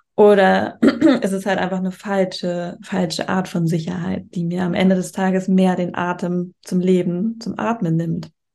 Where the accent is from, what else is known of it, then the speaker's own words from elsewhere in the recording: Germany; moved away as an adult; now in Spain; in Deutschland, da wo ich herkomme